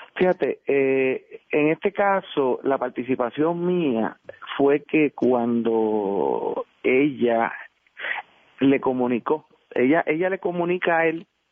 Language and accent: Spanish; Guaynabo, Puerto Rico; soy de Guaynabo